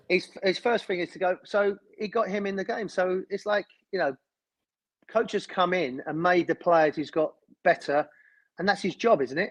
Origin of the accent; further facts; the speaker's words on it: London, United Kingdom; I was born in Islington and a, an Arsenal fan as a kid